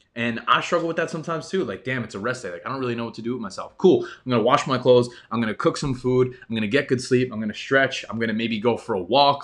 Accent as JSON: {"language": "English", "region": "New York", "country": "United States", "tie": "born or raised there", "said": "I grew up in New York"}